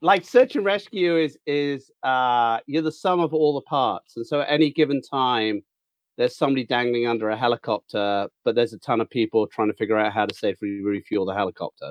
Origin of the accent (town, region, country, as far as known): United Kingdom; now in Mariposa, United States